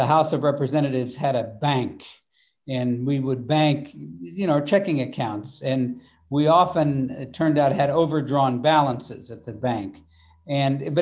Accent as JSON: {"language": "English", "town": "Wichita", "region": "Kansas", "country": "United States", "tie": "born or raised there", "said": "the Boeing company had 30,000 employees in Wichita"}